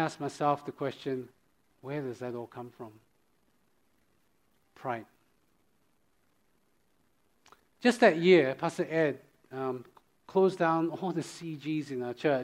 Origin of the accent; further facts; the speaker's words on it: Australia; moved away; I'm from Australia